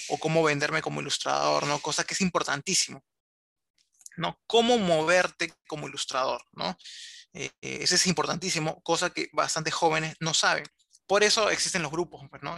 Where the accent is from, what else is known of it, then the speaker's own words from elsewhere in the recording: Lima, Peru; como bastantes limeños